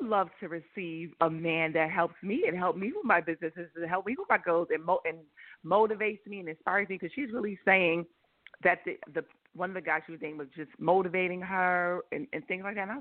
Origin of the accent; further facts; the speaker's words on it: New York, United States; now in Atlanta, United States; I'm from New York, but I'm in Atlanta now. I moved to Atlanta.